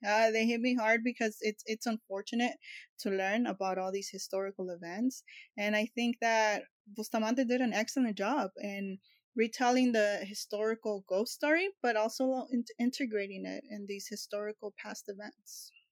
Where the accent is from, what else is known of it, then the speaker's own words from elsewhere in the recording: Los Angeles, California, United States; takes place in my hometown